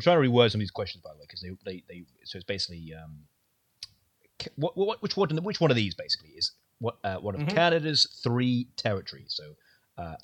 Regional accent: United Kingdom; I'm British

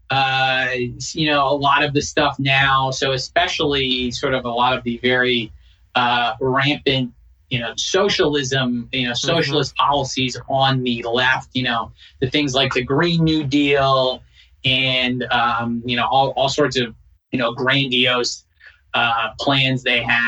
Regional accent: New Jersey, United States; moved away; I'm from New Jersey, so not that far away

